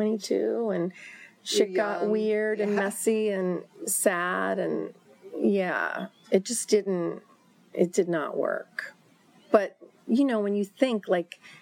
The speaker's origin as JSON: {"language": "English", "region": "New York", "country": "United States", "said": "I was from New York."}